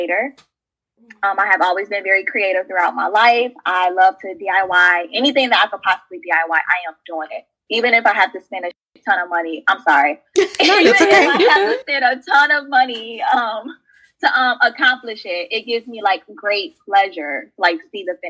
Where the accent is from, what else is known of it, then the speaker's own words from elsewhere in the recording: Chicago, Illinois, United States; moved away as an adult; now in St. Louis, United States; I was born and raised in the south suburbs of Chicago. So I am a Chicago girl